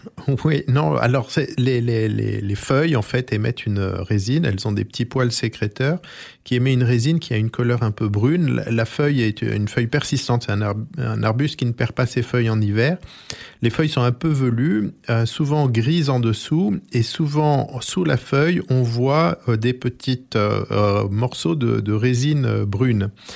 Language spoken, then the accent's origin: French; France; chez nous, en Corse et euh, dans le littoral du sud de la France